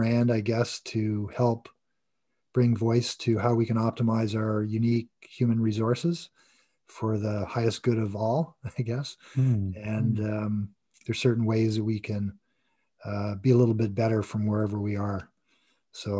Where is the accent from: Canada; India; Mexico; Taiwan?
Canada; Toronto, Ontario; I was born in Toronto and grew up with three siblings